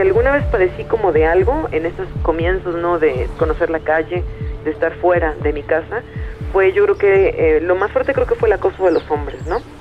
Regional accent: Veracruz, Mexico; Yo nací en Veracruz, en el puerto de Veracruz en los años 80, en una familia también de clase media

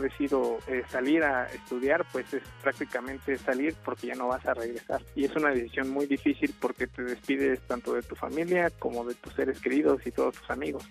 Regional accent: Magdalena Zahuatlán, Oaxaca, Mexico; moved away as an adult; also born or lived in Asunción Nochixtlán, Oaxaca; now in Austin, United States; crecí y estudié en una escuela rural en Magdalena, Zahuatlán

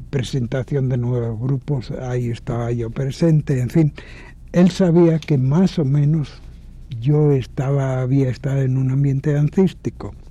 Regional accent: Mexico; no someterme a una visión plástica que querían imponerme para reconocerme como mexicano. Porque yo les decía, no, el rostro de México no está hecho.

